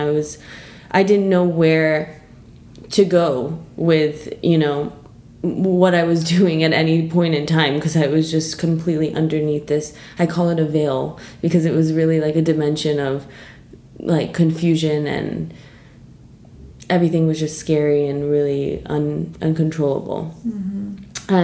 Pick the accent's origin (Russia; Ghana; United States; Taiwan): United States; New York City, New York; moved away as an adult; now in London, United Kingdom; I'm from New York.